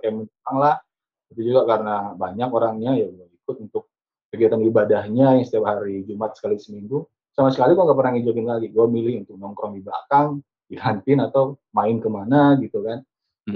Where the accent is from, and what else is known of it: Pematangsiantar, North Sumatra, Indonesia; moved away as an adult; also born or lived in Medan; now in Jakarta, Indonesia